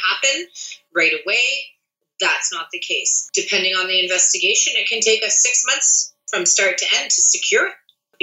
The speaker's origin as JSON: {"language": "English", "town": "Unionville", "region": "Ontario", "country": "Canada", "tie": "born or raised there", "said": "I grew up in Unionville"}